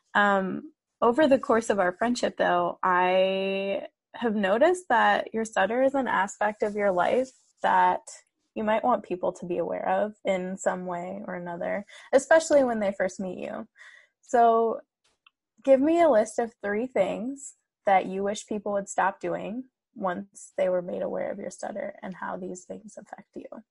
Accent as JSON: {"language": "English", "country": "United States", "tie": "born or raised there", "said": "I was raised in the US, but my mom did instill a sense of pride and, and respect in Iranian culture."}